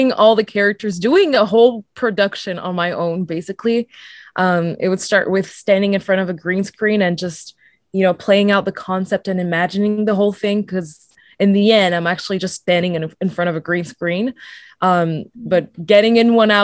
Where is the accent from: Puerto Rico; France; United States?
France; also born or lived in Mauritius; now in Toronto, Canada; I wanted to live back in France because I'm originally from France